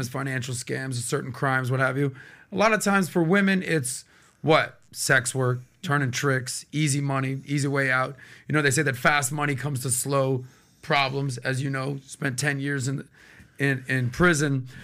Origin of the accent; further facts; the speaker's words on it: Miami, Florida, United States; I'm born and raised in Miami